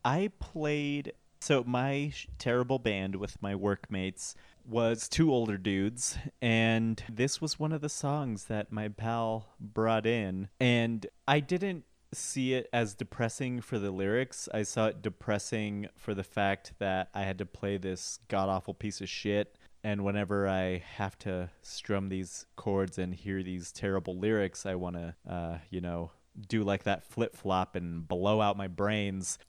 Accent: Colorado, United States; I'm from Colorado

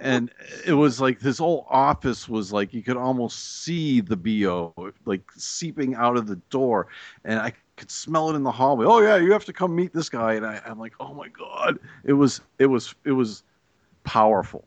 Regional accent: Massachusetts, United States; I grew up in Massachusetts

